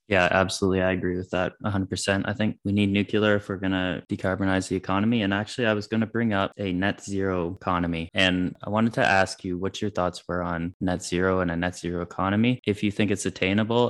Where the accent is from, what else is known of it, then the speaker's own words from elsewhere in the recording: Canada; as a Canadian